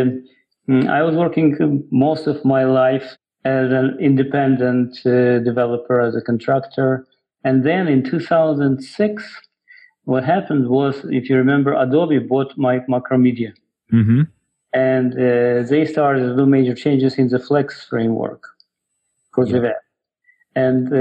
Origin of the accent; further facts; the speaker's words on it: Ukraine; English is a second language; moved away as an adult; also born or lived in Russia; now in United States; I was born in Ukraine. Then I went to Russia. I got my master's degree in applied math over there. Then I came back to Ukraine for a little bit, working as a programmer. And then I came to the United States in the 90s.